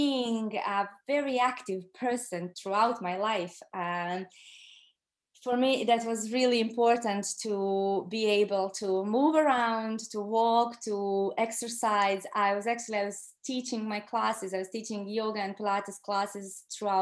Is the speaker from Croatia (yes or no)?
yes; Croatia; moved away as an adult; now in Ireland; I'm from Croatia originally